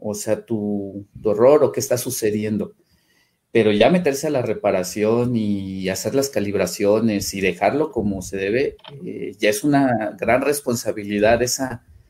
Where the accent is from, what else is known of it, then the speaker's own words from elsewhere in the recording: Mexico City, Mexico; moved away as an adult; now in Tuxtla Gutiérrez, Mexico; yo soy originario de la Ciudad de México